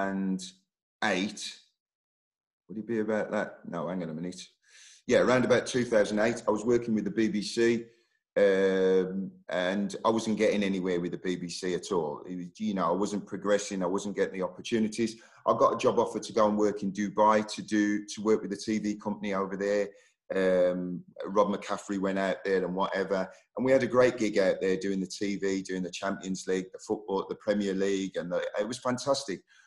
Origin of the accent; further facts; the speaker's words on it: Oldbury, West Midlands, United Kingdom; moved away as an adult; I was born in Albury, West Midlands. My parents are from Jamaica